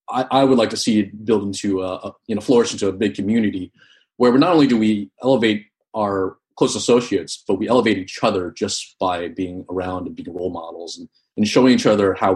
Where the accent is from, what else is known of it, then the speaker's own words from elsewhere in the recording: East Coast, United States; So I am Vietnamese American. I grew up in the East Coast.